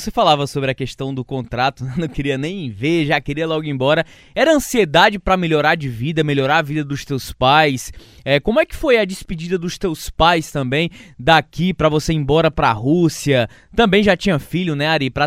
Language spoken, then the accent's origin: Portuguese; Ceará, Brazil; Porque a gente sabe como é cearense, né? Para sair aqui das nossas terras é um medo medonho.